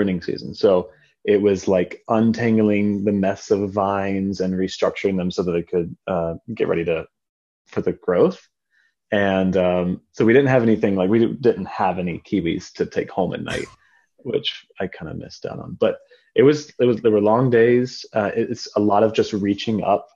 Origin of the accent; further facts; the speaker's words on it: North Carolina, United States; moved away as an adult; also born or lived in Florida / South Korea; now in California, United States; spent most of my life in North Carolina and then went to school there as well